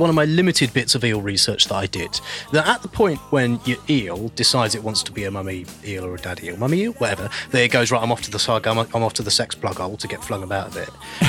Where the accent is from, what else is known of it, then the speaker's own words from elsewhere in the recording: London, United Kingdom; born there; Was I was born in Bow Bell, West London.